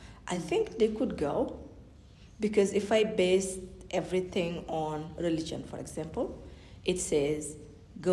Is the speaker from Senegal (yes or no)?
yes; Senegal; first language Fulani; English is a second language; moved away as an adult; also born or lived in Massachusetts, United States; I was born and raised in Senegal